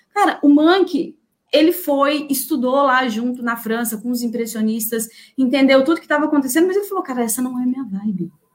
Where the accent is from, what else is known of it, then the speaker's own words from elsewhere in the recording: Brazil; nossa construção cultural enquanto brasileiras